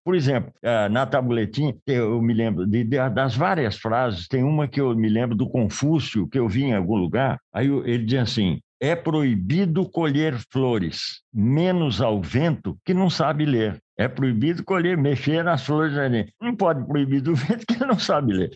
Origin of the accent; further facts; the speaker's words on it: Cordeirópolis, São Paulo, Brazil; moved away as an adult; also born or lived in Piracicaba; o Raul Brunini é meu conterrâneo, porque ele é de Rio Claro, eu sou Corderópolis, é vizinho